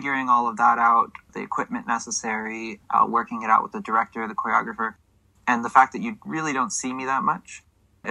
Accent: Southern California, United States; I grew up in Southern California

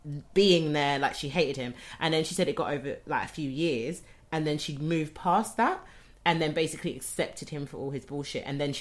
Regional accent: Bermondsey, London, United Kingdom; We're from Bermondsey, so we know.

